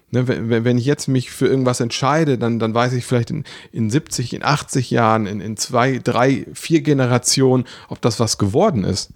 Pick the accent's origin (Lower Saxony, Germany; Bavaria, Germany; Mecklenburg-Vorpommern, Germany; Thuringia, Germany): Lower Saxony, Germany; Osnabrück; bei uns in Osnabrück